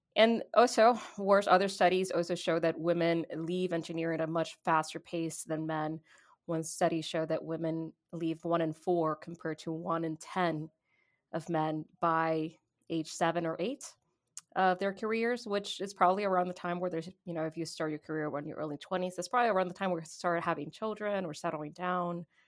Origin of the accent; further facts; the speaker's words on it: Puerto Rico; now in United States; I am Puerto Rican, and because I'm Puerto Rican, I'm an American citizen.